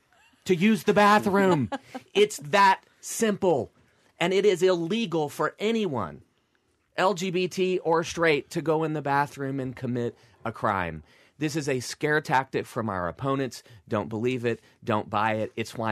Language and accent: English; Deep South, United States; You know, growing up in the Deep South, I went to a Southern Baptist church Sunday morning, Sunday night, and when Mom got her way Wednesday night too.